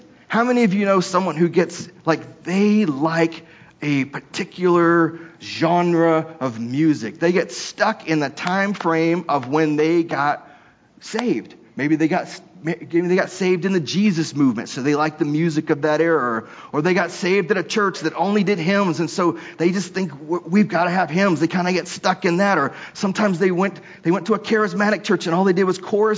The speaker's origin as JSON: {"language": "English", "region": "Texas", "country": "United States", "tie": "born or raised there", "moved": "yes", "said": "I grew up in Texas"}